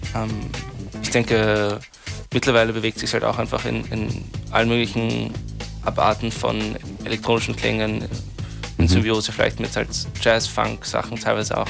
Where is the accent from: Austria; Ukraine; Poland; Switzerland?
Austria; ich bin ja Österreicher auch